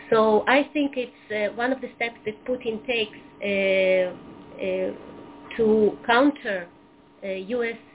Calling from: Belarus; I'm calling from Belarus.

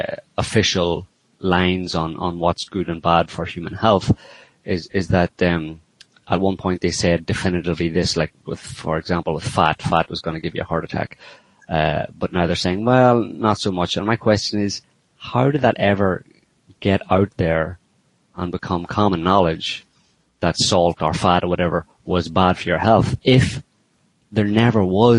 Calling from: France; I'm calling from France.

